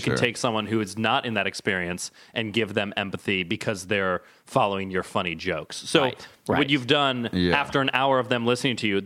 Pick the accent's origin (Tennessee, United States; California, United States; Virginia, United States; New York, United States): Virginia, United States; I grew up in Virginia